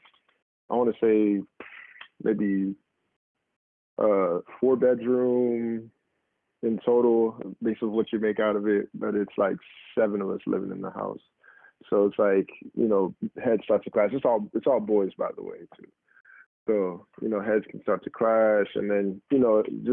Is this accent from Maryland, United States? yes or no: yes; Prince George's County, Maryland, United States; also born or lived in Riverdale, Maryland / Upper Marlboro, Maryland / Largo, Maryland; I'm from Prince George's County, Maryland. I'm Nigerian. Pretty much lived in the area all my life. Was born here.